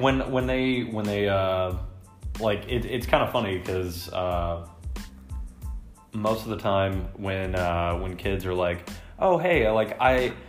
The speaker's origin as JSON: {"language": "English", "region": "Texas", "country": "United States", "said": "I'm from Texas"}